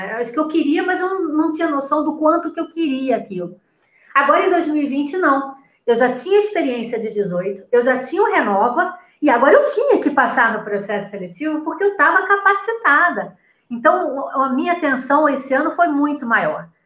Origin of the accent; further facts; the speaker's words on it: Rio de Janeiro, Brazil; moved away as an adult; also born or lived in São Paulo; now in Campinas, Brazil; Eu passei a minha vida inteira no Rio de Janeiro, apesar de ser paulista, eu passei a minha vida quase que inteira no Rio de Janeiro